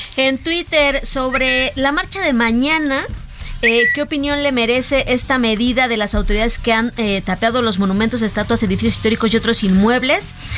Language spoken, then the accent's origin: Spanish; Mexico; nosotros como mexicanos